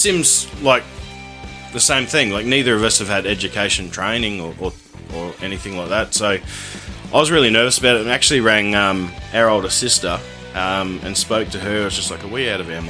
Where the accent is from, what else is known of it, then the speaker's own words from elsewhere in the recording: Ipswich, Queensland, Australia; we're from Ipswich, and that's quite dry out there